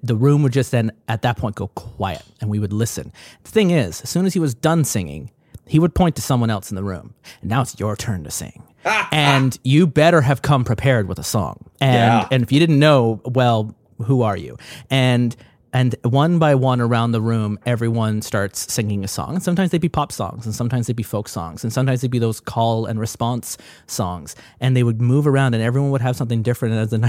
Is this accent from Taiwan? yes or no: no; Ireland; born there; I mentioned just before we started recording, I was born in Ireland. My family still lives in Ireland